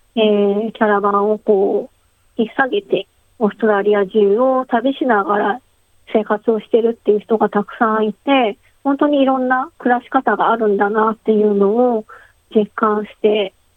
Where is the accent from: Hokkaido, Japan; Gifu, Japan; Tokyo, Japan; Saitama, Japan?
Tokyo, Japan; moved away as an adult; now in Australia; 私自身は東京出身で、全然アウトドアも無縁で、えー、育ってきて